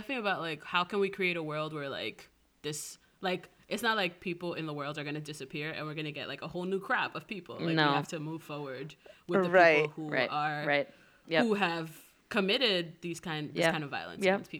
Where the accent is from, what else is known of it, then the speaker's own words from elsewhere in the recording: New York City, New York, United States; growing up in the Bronx